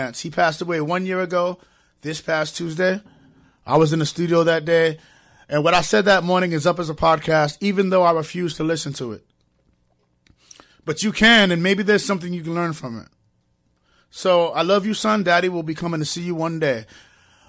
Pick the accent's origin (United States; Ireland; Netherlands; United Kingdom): United States; New York City, New York; now in Connecticut, United States; But I'm from New York